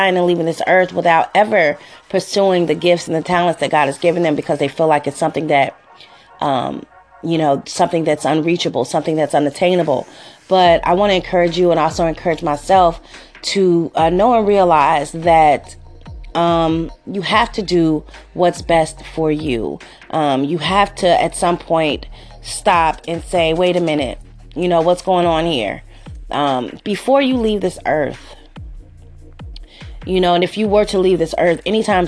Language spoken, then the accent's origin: English; Cincinnati, Ohio, United States; moved away as an adult; also born or lived in Los Angeles, California; I'm from Cincinnati, Ohio, born and raised here